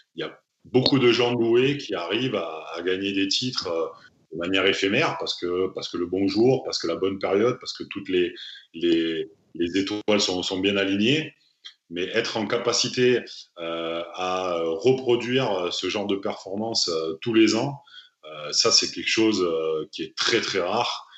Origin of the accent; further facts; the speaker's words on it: Bordeaux, Nouvelle-Aquitaine, France; moved away as an adult; je suis né à Bordeaux, euh, dans la région bordelaise. J'ai grandi jusqu'à l'âge de 20 ans à Bordeaux